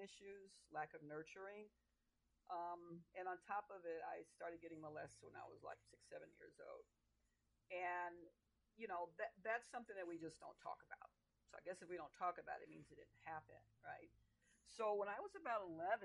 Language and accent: English; Oakland, California, United States; I grew up in Oakland, California, San Francisco Bay Area, and Oakland